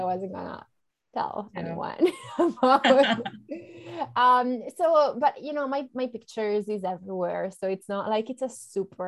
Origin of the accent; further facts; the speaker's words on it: Italy; first language Italian; English is a second language; moved away as an adult; now in United States; I'm from Italy originally